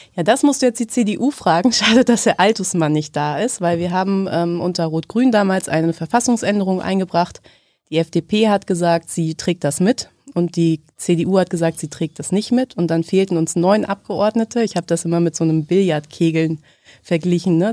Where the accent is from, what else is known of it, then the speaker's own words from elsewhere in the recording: Hanover, Lower Saxony, Germany; moved away as an adult; also born or lived in Göttingen; Ich komme aus Hannover. Ich bin da geboren und lebe da jetzt auch wieder